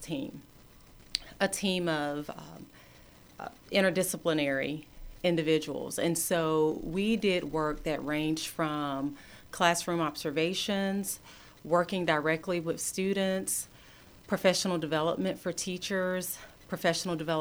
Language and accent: English; Athens, Georgia, United States; School was such a great place for me growing up in Clark County, growing up in Athens